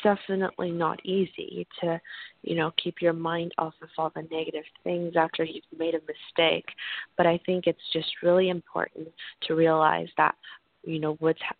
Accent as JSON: {"language": "English", "country": "Canada", "tie": "born or raised there", "also_born_or_lived": "San Diego", "said": "I grew up partially in Canada, but I went to high school in San Diego, California."}